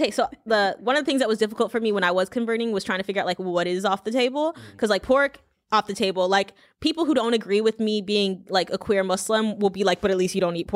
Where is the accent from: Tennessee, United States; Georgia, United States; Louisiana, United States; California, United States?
Louisiana, United States; but I'm from Louisiana. We eat fried alligator every now and again.